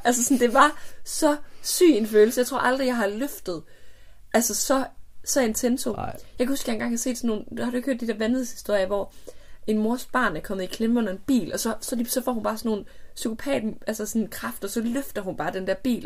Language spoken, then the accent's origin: Danish; near Hornslet, Central Denmark Region, Denmark; der, hvor jeg er vokset op